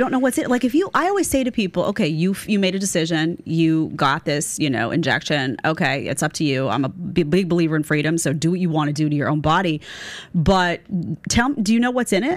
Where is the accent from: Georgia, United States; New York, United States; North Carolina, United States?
New York, United States; New York City; I grew up in Staten Island, but my grandparents lived right next to the park